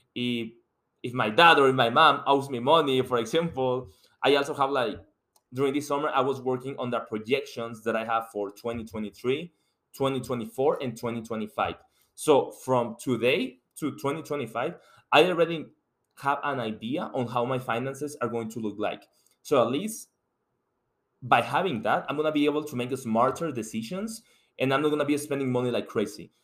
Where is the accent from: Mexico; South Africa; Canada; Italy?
Mexico; English is a second language; moved away as an adult; now in United States; I'm coming from Mexico, and you can tell by my accent that English is not my first language.